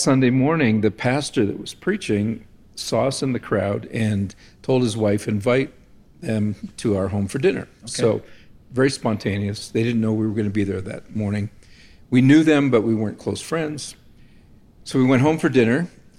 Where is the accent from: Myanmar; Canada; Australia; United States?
Canada; now in Jerusalem, Israel; I'm a Canadian, yeah.